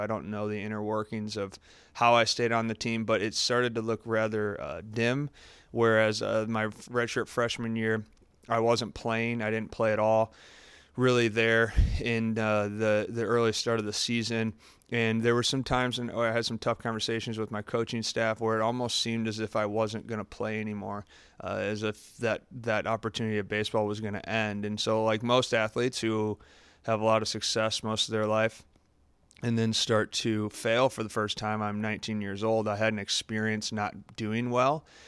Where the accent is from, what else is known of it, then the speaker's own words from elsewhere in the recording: Farmington, Michigan, United States; also born or lived in Columbus, Ohio; I grew up, I grew up in Michigan, Farmington, Michigan is where I grew up.